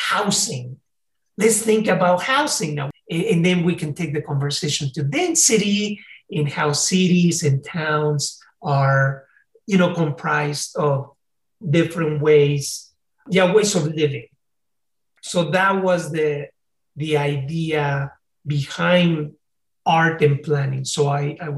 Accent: Mexico City, Mexico; English is a second language; also born or lived in California, United States; now in United States; I came from Mexico City

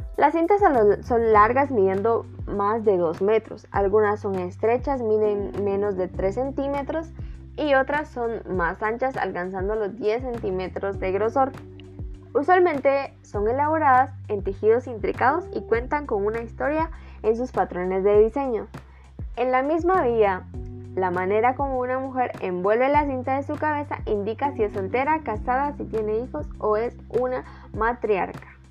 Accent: Guatemala; nuestro país

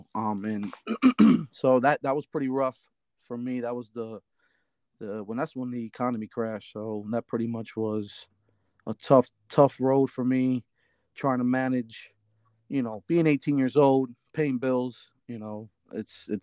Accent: Reading, Pennsylvania, United States; also born or lived in Shillington, Pennsylvania; So I grew up in Reading. I was born and raised in St. Joseph Hospital. So I grew up in Reading

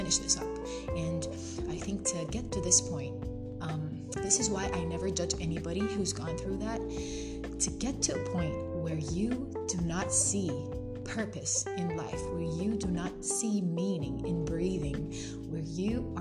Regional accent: Jordan; moved away as an adult; now in Algeria; I study abroad in Algeria, and I'm from Jordan

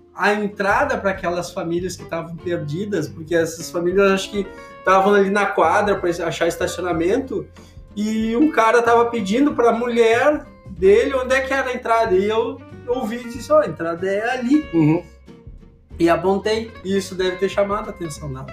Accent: Brazil; moved away; A gente é, é do Brasil

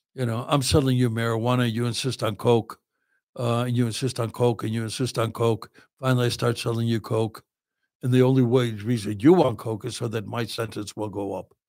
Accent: Chicago, Illinois, United States; moved away; I'm from Chicago.

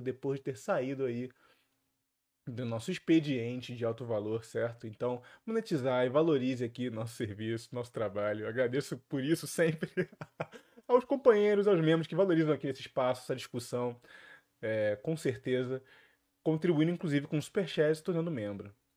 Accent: Rio de Janeiro, Brazil; aqui no Rio de Janeiro. Olha aqui minha terra natal sendo bem representada.

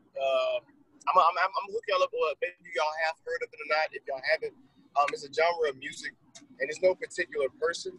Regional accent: Georgia, United States; now in California, United States; I'm from Georgia

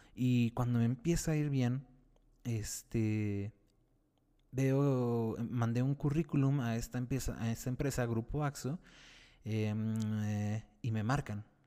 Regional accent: Mexico City, Mexico; soy de la Ciudad de México

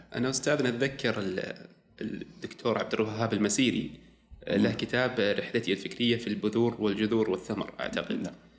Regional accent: Saudi Arabia; عندنا في السعودية

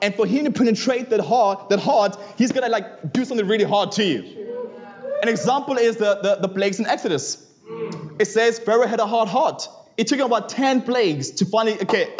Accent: Johannesburg, Gauteng, South Africa; I grew up in Johannesburg, South Africa

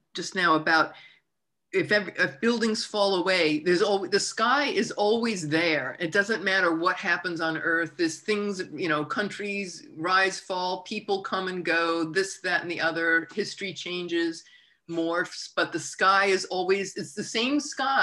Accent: United States; as an American

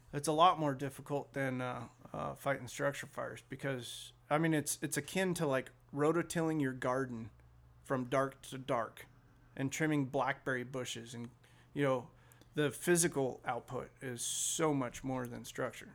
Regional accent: Sacramento, California, United States; I was born in Sacramento

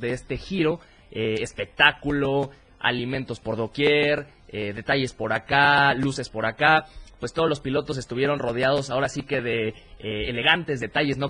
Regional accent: Mexico; aquí en México

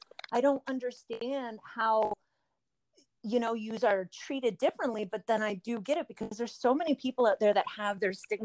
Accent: Canada; I'm Canadian

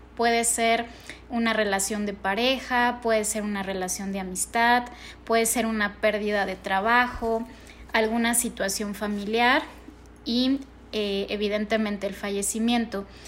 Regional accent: Mexico; para nosotros como mexicanos

